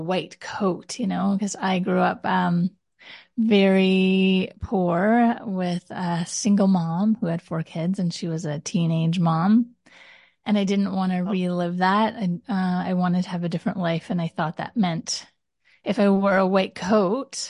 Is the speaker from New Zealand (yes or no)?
no; Canada; also born or lived in Ottawa / Taiwan; I'm Canadian